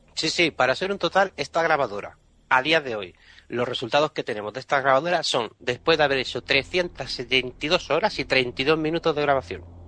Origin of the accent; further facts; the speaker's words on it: Catalonia, Spain; como catalán que soy